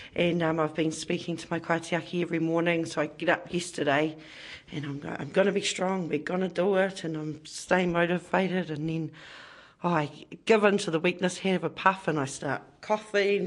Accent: Porirua, Wellington, New Zealand; I'm born and bred in Porirua

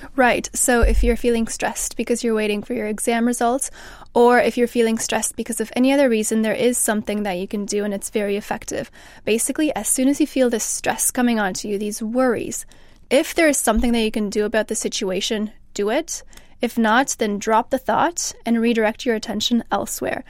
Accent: Canada; now in England; so I'm from Canada

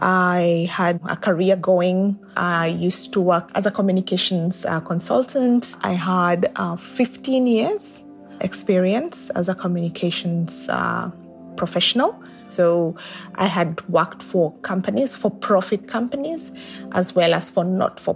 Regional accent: Kenya; moved away as an adult; now in Australia; I am 44. I am originally from Kenya in East Africa, and I am a communications professional. I am a mom to one and currently living in Australia.

